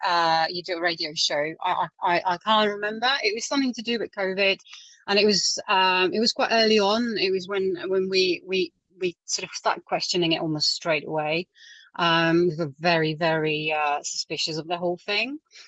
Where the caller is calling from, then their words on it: Surrey, South East England, United Kingdom; I'm in Surrey.